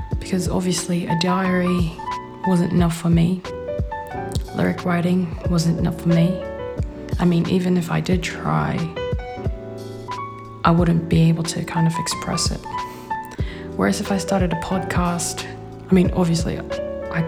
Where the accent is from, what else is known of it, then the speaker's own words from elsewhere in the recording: Perth, Western Australia, Australia; So I'm from Western Australia, from Perth, and I moved down south, 2.5 hours away.